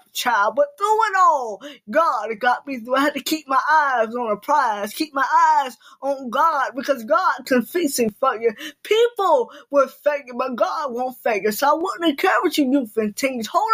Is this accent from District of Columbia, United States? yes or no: no; Norfolk, Virginia, United States; I am from Norfolk, Virginia